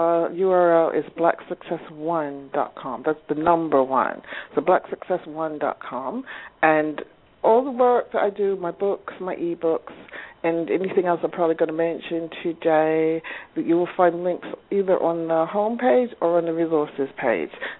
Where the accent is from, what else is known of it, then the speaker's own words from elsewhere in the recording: United States; now in London, United Kingdom; I'm African American, but I live in London